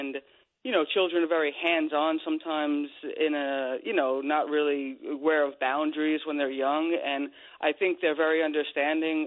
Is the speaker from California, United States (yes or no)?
no; Bohemia, New York, United States; when we were growing up in Long Island and I was a kid